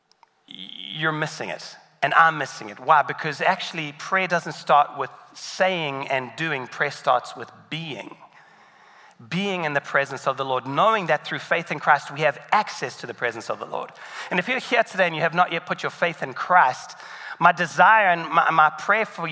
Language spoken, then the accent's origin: English; South Africa; moved away; in South Africa, where I'm from